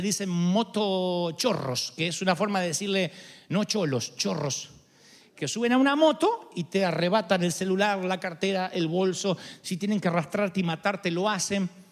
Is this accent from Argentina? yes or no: yes; Argentina; moved away; En mi país